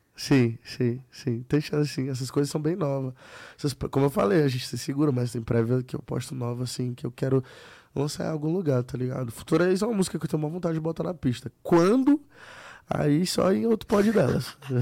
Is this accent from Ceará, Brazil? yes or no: yes; Fortaleza, Ceará, Brazil; galera de onde eu sou, do Nordeste